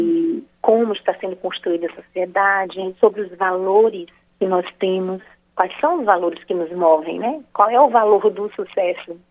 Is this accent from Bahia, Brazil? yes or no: yes; Bahia, Brazil; sou baiana